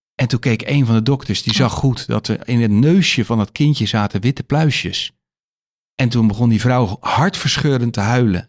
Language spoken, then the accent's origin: Dutch; Rotterdam, South Holland, Netherlands; waar ik vandaan kom in Nederland en met name in Rotterdam